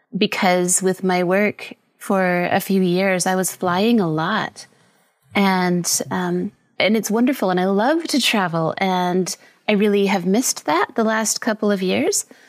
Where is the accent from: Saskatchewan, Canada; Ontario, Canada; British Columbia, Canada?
British Columbia, Canada; moved away as an adult; now in Costa Rica; I'm Canadian from British Columbia. I've been living in Costa Rica for the last six years